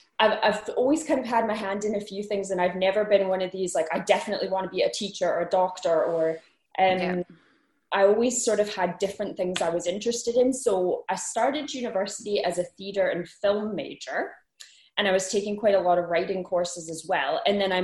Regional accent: Winnipeg, Manitoba, Canada; moved away as an adult; now in Glasgow, United Kingdom; I am originally from Canada, from a place right in the middle of Canada called Winnipeg, but I've lived in Scotland for 5 years, and then I live in Glasgow.

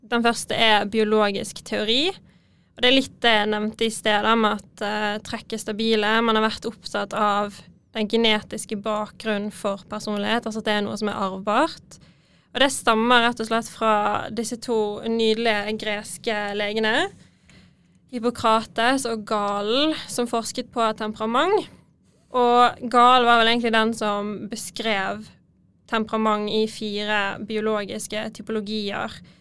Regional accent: Bergen, Vestland, Norway; accent: Bergen city dialect; Nei, jeg er litt utenfor, men jeg har ganske bybergensdialekt, altså.

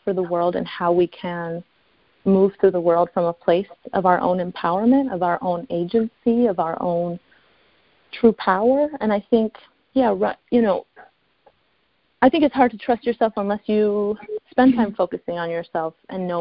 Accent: Chicago, Illinois, United States; now in Los Angeles, United States; I live in LA, so I'm from Chicago

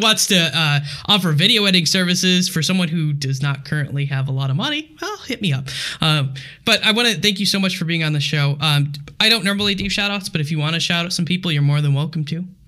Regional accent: United States; I only speak English because I am an American pleb

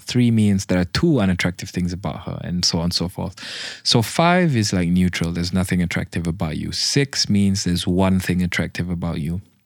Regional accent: Malaysia; I'm fucking Malaysian.

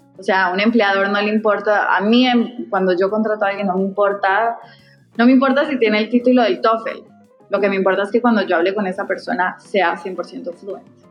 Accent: Costa Rica; moved away as an adult; also born or lived in Medellín, Colombia / New York, United States; now in Peru; yo originalmente soy de Medellín eh, y de hecho crecí en Costa Rica, viví muchos años allá

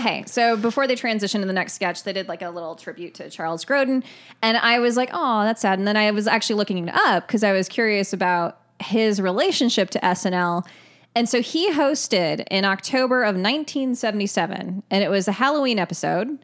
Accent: Ireland; I'm Irish

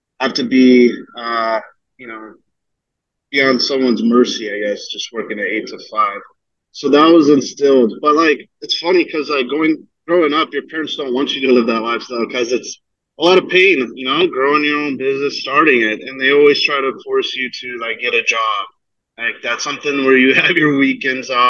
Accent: Arizona, United States; also born or lived in Fremont, California; Moved to Arizona when I was really young, though. So consider myself a native to AZ

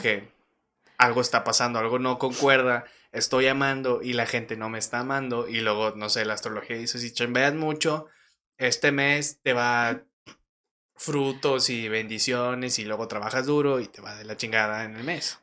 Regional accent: Torreón, Coahuila, Mexico; nací en Torreón, tengo de que 23 años

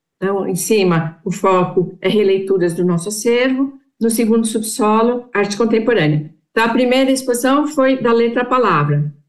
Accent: Brazil; Nós somos brasileiros, brasileiros judeus.

